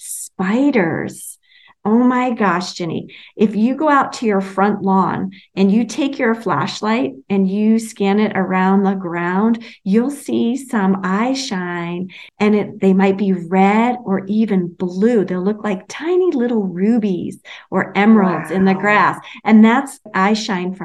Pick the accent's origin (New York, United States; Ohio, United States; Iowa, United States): New York, United States; New York City; where I grew up in Brooklyn